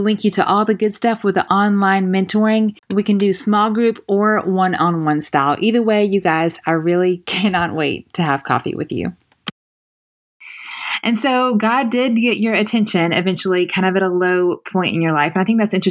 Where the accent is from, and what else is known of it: the South, United States